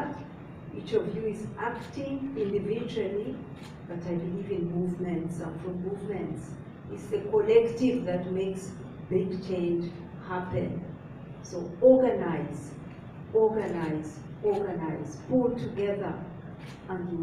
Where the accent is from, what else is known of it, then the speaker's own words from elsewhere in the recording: Uganda; I come from Uganda. That's in East Africa.